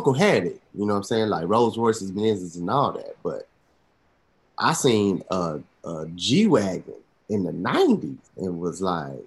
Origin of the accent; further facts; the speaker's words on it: Atlanta, Georgia, United States; born and raised in Atlanta, College Park.